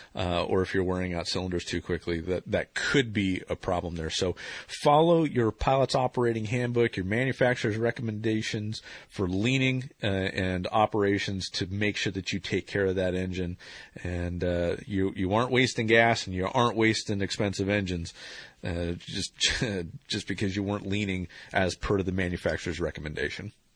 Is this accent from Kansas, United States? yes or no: no; Ohio, United States; born or raised there